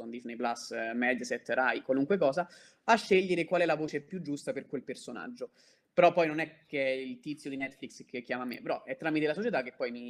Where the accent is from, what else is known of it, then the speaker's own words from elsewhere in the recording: Rome, Lazio, Italy; In questo caso ora sto parlando liberamente, quindi si sente che sono di Roma, però quando sto a Leggio non posso farlo sentire